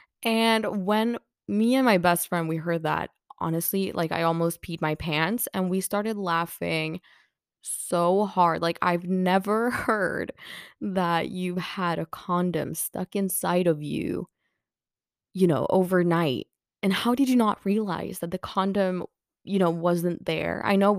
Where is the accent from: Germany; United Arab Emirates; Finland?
Finland; English is a second language; And, you know, we're like, yeah, we're from Finland. And he's like, right, yeah, makes sense. You know, everyone always thinks that us from Finland, we're like alcohol